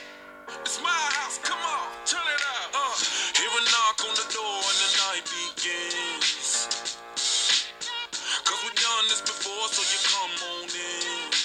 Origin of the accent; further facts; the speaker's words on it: Seattle, Washington, United States; I grew up in Seattle, where I believe you're based.